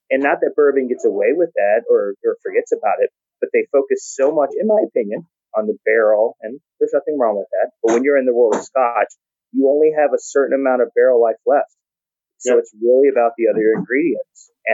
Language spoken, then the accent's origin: English; Texas, United States; I am from Texas